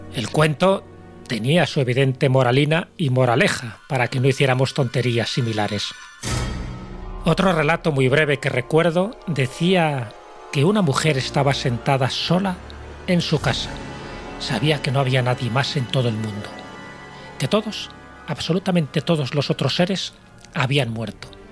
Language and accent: Spanish; Castile and León, Spain; cuando era pequeño y vivía en mi pueblo de León